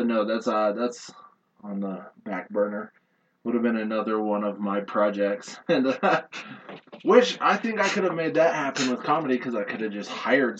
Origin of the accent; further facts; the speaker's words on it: Seattle, Washington, United States; moved away; I'm from Seattle